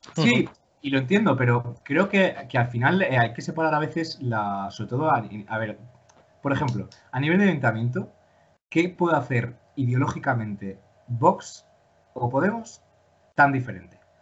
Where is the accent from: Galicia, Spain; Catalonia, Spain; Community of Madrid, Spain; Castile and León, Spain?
Castile and León, Spain; León; yo, pues ya sabéis, que soy de León